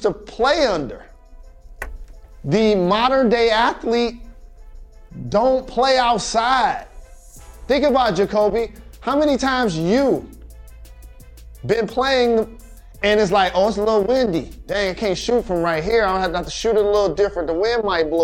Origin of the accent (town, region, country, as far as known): Michigan, United States